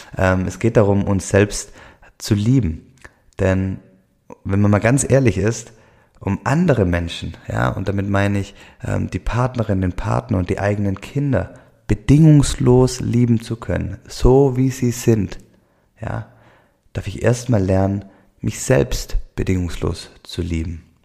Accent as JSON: {"language": "German", "region": "Swabia", "country": "Germany", "accent": "Swabian", "said": "Ich komme aus dem Schwäbischen, ähm, hört man wahrscheinlich hier im Podcast immer wieder, den schwäbischen Dialekt."}